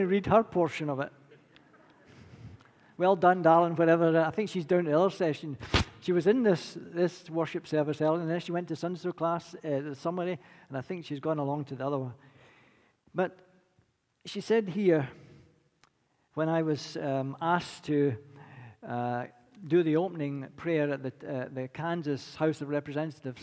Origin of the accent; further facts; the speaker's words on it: Scotland, United Kingdom; accent: Scottish; now in United States; I'll never lose my accent. They say the Scots don't give away much, but definitely not going to give away the accent.